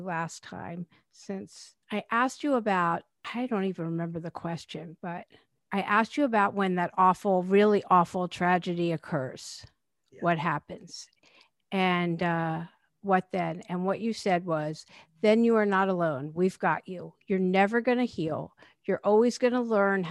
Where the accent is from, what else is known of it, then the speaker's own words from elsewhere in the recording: East Coast, United States; moved away; I grew up on the East Coast